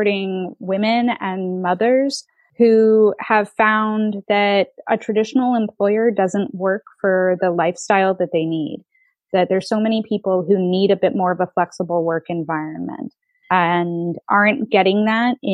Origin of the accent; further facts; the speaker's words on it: United States; moved away as an adult; now in Netherlands; I'm American and a lot of my customer base is in the United States